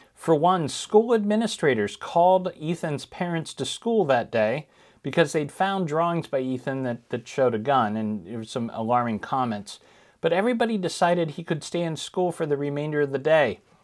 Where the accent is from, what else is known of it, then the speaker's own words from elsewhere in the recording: Ohio, United States; my home state, Ohio